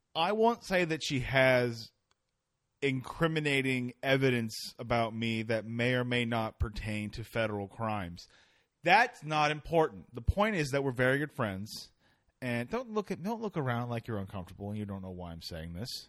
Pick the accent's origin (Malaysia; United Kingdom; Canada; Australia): Canada; I'm Canadian